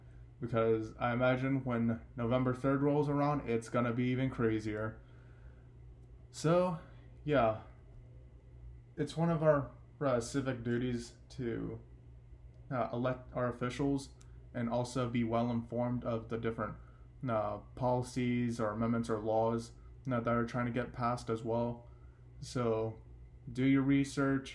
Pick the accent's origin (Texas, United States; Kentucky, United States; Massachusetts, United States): Texas, United States; in my hometown